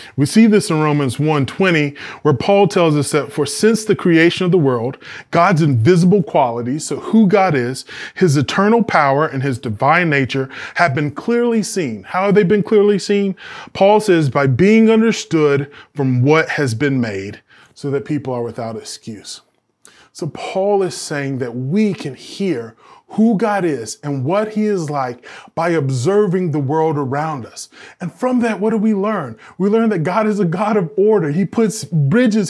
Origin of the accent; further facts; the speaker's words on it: the South, United States; I'm from the South. We have all these, like, Southern phrases